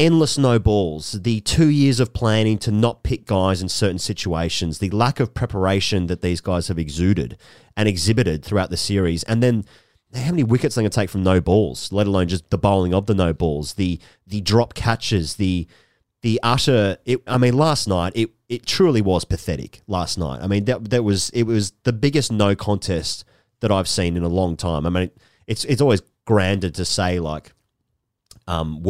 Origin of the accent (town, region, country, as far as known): Australia